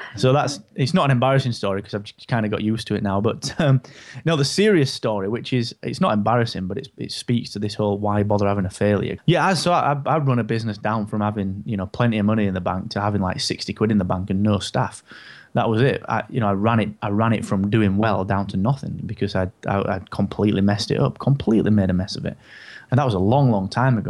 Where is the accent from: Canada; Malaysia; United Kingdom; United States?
United Kingdom; I'm so British.